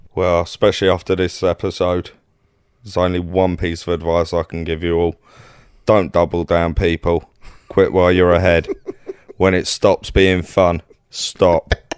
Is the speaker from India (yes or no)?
no; London, United Kingdom; accent: Cockney; as soon as they hear my accent, they know to leave you alone. As soon as they hear you're from London